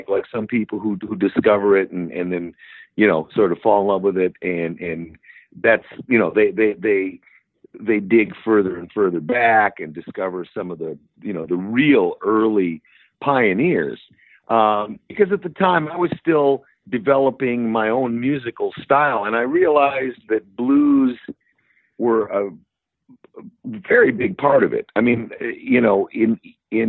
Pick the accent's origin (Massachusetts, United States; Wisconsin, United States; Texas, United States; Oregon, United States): Wisconsin, United States; Milwaukee; now in Chicago, United States; I'm growing up in Milwaukee